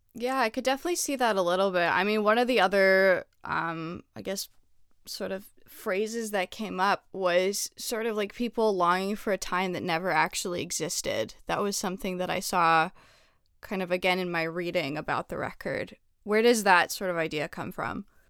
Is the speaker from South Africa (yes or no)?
no; Canada; now in United States; I'm I'm Canadian